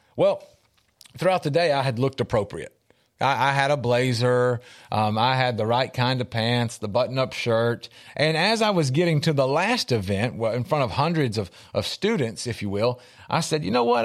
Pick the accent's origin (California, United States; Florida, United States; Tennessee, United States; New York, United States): Tennessee, United States; Middle; I'm from Middle Tennessee